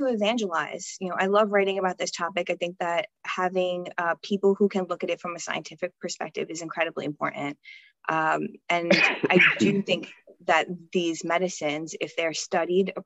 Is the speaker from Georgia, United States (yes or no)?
no; New York, United States; I'm a New Yorker